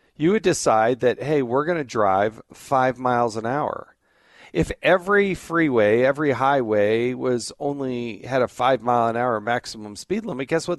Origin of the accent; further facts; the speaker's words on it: the Rocky Mountains, the West Coast, the Intermountain West, United States; I grew up primarily in the West, the Intermountain West, the Rocky Mountains, the West Coast